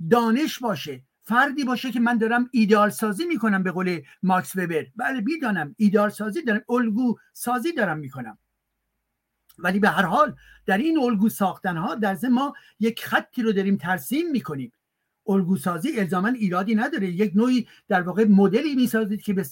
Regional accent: France; born there; منی که در فرانسه متولد, متولد شدم ولی که بخش عمده زندگیم در اینجا هستش

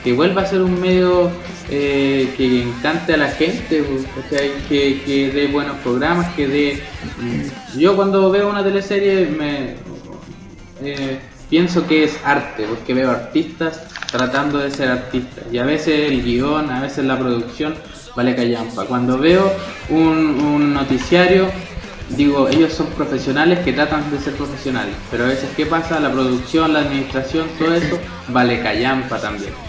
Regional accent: Chile; somos chilenos

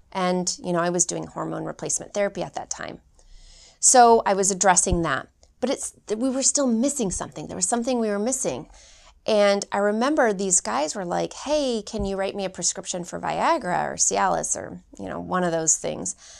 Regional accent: Phoenix, Arizona, United States; I'm originally from Phoenix, Arizona

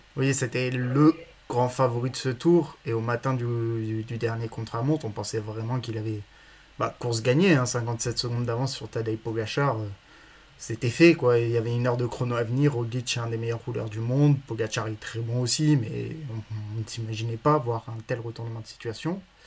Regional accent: Villard-de-Lans, Auvergne-Rhône-Alpes, France; je viens de Villard-de-Lans

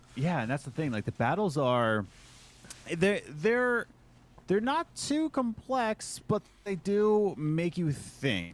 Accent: Philadelphia, Pennsylvania, United States; moved away; I'm originally from Philadelphia

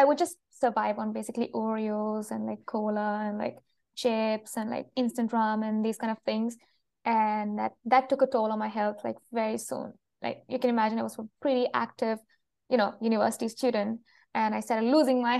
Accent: Kerala, India; moved away as an adult; also born or lived in Vienna, Austria; now in France; I have lived in India pretty much all my life until now, until I was 22, when I went to Europe in Vienna for a master thesis, and then I came back to India and applied for a PhD

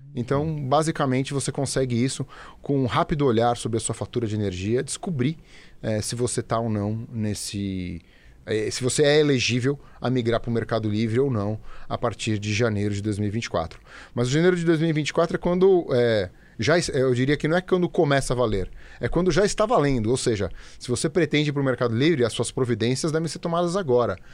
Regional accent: São Paulo, Brazil; also born or lived in Campinas; eu sou paulistano, paulistano de nascença, é, nascido, criado, morei é, muitos anos aqui na cidade

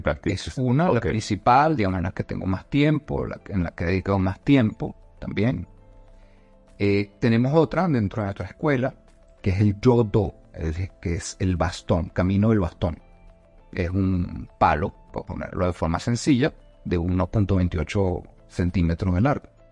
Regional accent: Caracas, Capital District, Venezuela; moved away as an adult; now in Bogotá, Colombia; nací en Caracas. Este, sin embargo, también soy colombiano. Ya tengo nueve años acá en Bogotá.

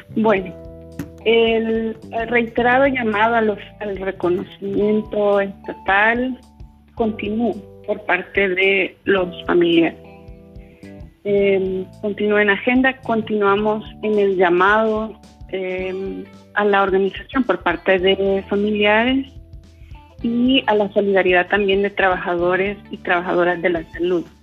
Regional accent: El Salvador; como población salvadoreña

